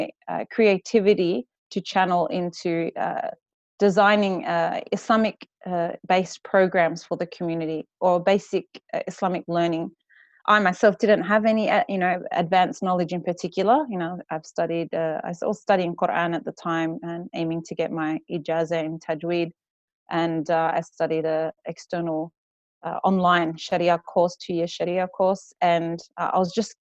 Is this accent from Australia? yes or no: yes; Western Australia, Australia; accent: West Australian bogan; moved away as an adult; also born or lived in Perth; now in Sydney, Australia; We grew up in Western Australia